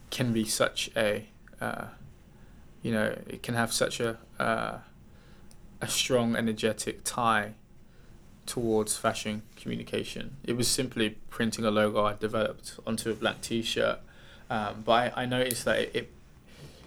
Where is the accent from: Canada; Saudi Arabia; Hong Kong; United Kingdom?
United Kingdom; Wellingborough, East Midlands; moved away as an adult; also born or lived in Brixton, London / Leicester; now in London, United Kingdom; I grew up in Northamptonshire